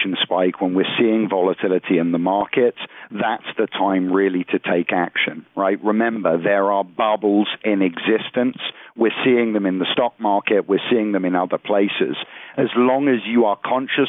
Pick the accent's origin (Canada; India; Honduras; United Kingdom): United Kingdom; now in United States; I'm originally from the United Kingdom.